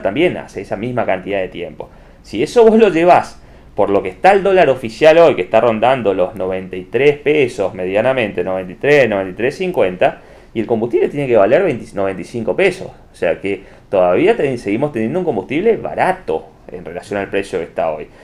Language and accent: Spanish; Argentina; somos los argentinos